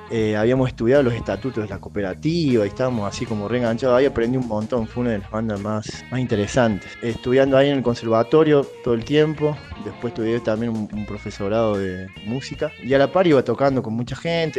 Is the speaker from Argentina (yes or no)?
yes; Córdoba, Argentina; moved away as an adult; also born or lived in Las Toscas, Santa Fe; now in Salta, Argentina; Nací en Córdoba, ahí a los meses de nacer nos mudamos a Santa Fe, a Las Toscas, a los seis años volvimos a Córdoba. Así que ahí estuve, bueno, toda mi, infancia, va, la segunda parte de mi infancia, mi adolescencia y parte de mi adultez en Córdoba.